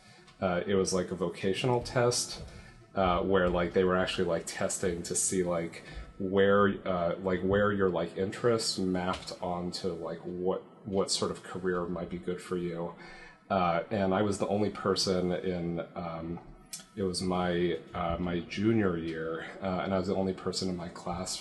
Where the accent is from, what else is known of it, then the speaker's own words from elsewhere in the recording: Toronto, Ontario, Canada; moved away as an adult; now in San Francisco Bay Area, United States; I grew up in Toronto, and it's common there to go to school close to home